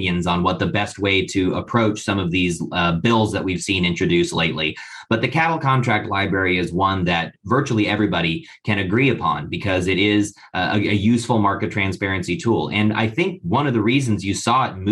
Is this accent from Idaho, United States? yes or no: yes; Idaho, United States; I'm from Idaho, which is in the West, very arid, very, very drought stricken